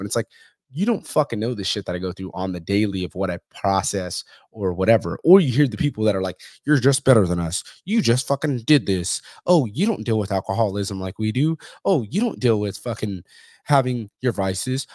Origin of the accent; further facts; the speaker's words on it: Fresno, California, United States; I'm from Central California, from Fresno